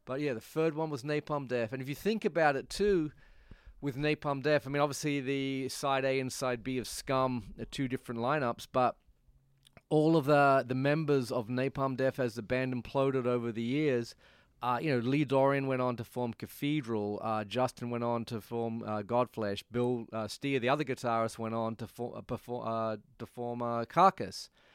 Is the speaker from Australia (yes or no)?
yes; Perth, Western Australia, Australia; also born or lived in Nottingham, England; now in New York, United States; my t-, hometown is a place called Perth, uh, P E R T